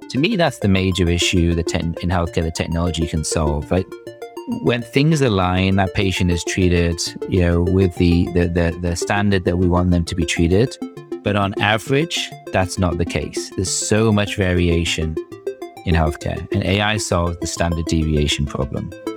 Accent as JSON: {"language": "English", "country": "United Kingdom", "also_born_or_lived": "Cambridge / London", "accent": "British", "moved": "as an adult", "said": "you could probably tell from my accent that I'm, I'm British"}